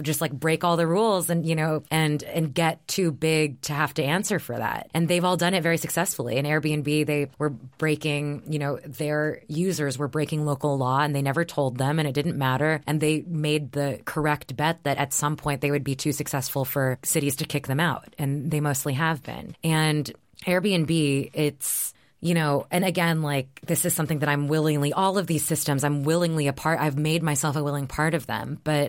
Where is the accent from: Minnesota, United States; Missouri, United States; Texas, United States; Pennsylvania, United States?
Texas, United States; It was like the world that I grew up in Texas.